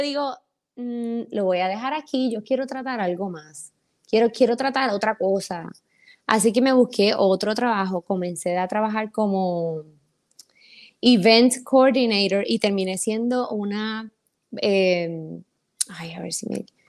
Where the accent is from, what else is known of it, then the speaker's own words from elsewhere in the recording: San Sebastián, Puerto Rico; also born or lived in San Germán; yo soy de San Sebastián. Yo soy del campo